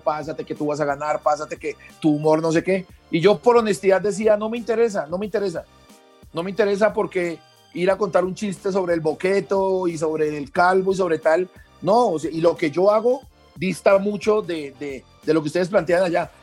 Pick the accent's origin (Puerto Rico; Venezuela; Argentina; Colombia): Colombia; Bogotá; also born or lived in Pereira; en una, en una eh, localidad muy grande de Bogotá, que fue donde vivimos, que es la localidad de Engativá